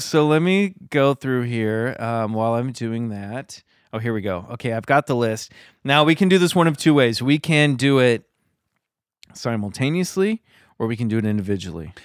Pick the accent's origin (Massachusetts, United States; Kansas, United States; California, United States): Kansas, United States; I grew up in the Midwest in Kansas